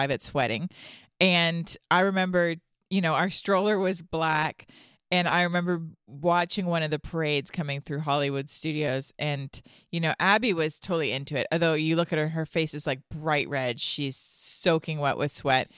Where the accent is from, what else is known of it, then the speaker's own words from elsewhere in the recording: Toronto, Ontario, Canada; now in Franklin; I'm from Toronto